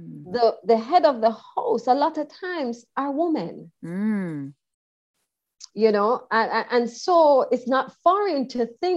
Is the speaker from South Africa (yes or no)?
no; Jamaica; moved away as an adult; also born or lived in Kingston, Jamaica; I was born and raised in Jamaica. I left Jamaica at the good age of 38. I was born in rural Jamaica and then moved into Kingston, which is our capital